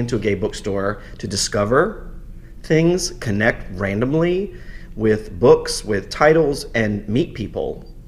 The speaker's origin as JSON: {"language": "English", "town": "New Orleans", "region": "Louisiana", "country": "United States", "moved": "yes", "lives_now": "New York, United States", "said": "I am originally from New Orleans, and I moved to New York in 2000"}